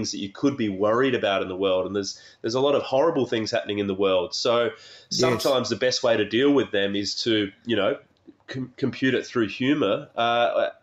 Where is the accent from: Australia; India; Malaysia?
Australia; Adelaide, South Australia; I grew up in Adelaide